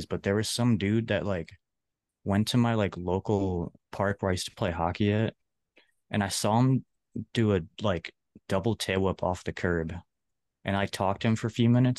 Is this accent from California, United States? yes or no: no; Chicago suburbs, Illinois, United States; I'm from Chicago suburbs, like 15, 20 miles outside the city.